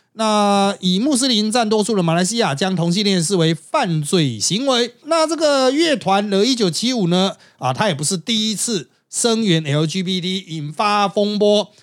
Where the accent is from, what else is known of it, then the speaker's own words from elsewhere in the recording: Taiwan; 我们台湾人